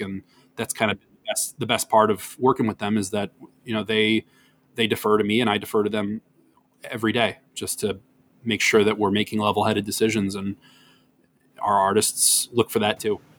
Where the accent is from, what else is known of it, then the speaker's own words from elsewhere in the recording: Wisconsin, United States; now in New York, United States; I'm from Wisconsin